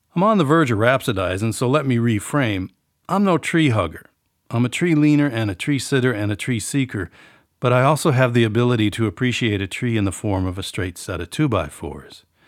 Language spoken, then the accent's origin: English; New Auburn, Wisconsin, United States; the village of New Auburn, Wisconsin, my hometown